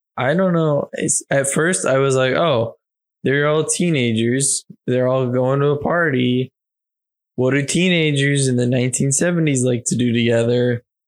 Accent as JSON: {"language": "English", "region": "Pennsylvania", "country": "United States", "tie": "born or raised there", "said": "I was born in Pennsylvania"}